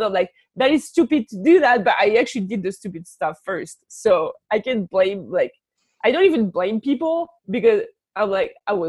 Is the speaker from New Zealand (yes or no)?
no; France; accent: French; English is a second language; Now I actually truly appreciate my French accent because it brings me clients.